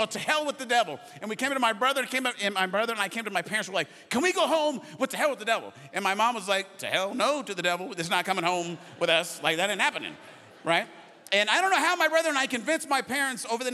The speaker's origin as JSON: {"language": "English", "region": "Arizona", "country": "United States", "tie": "born or raised there", "said": "I grew up in Arizona"}